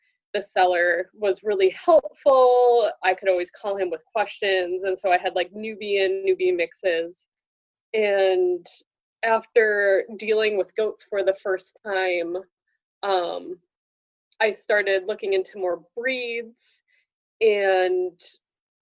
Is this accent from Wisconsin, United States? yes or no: yes; Western rural Wisconsin, United States; I grew up in Western rural Wisconsin, and I couldn't wait to move away, and I did, and I actually moved back about 10 years ago to my same little hometown